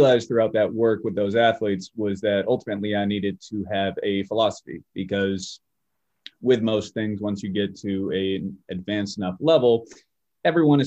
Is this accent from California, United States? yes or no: yes; Bay Area, California, United States; moved away as an adult; now in Springfield, United States; So I'm originally from the Bay Area, California, which is just a little south of San Francisco. I stayed there for about 28 years of my life before I headed out here to Massachusetts.